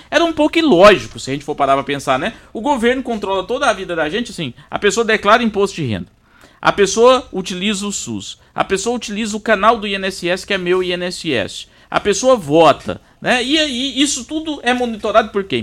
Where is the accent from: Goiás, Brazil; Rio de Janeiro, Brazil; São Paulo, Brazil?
Goiás, Brazil; Itumbiara; eu sou de Tumbiara